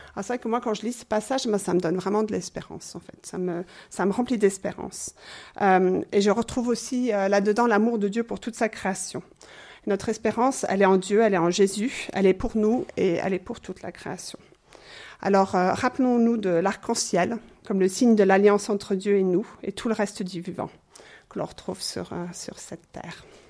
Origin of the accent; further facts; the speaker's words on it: England, United Kingdom; now in Switzerland; je suis anglaise d'origine